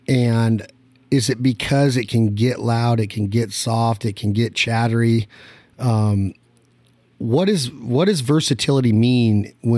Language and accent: English; Nevada, United States; moved away; I'm regular from Nevada